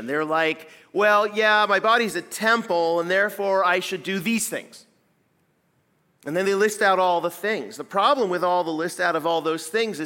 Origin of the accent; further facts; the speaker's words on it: Pacific Northwest, United States; moved away as an adult; also born or lived in west coast of Canada; now in Midwest, United States; I'm coming from the Pacific Northwest where I grew up